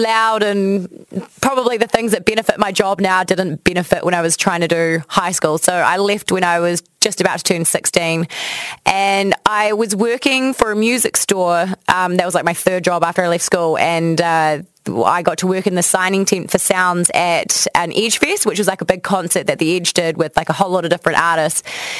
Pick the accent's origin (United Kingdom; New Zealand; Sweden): New Zealand; Timaru, Canterbury; also born or lived in Porirua / Waimate / Christchurch; I was born in Porirua and then we moved down to Waimate. Then we moved to Timaru, which I consider like my hometown because I lived there for my entire childhood. And when I was 13, I moved to Christchurch.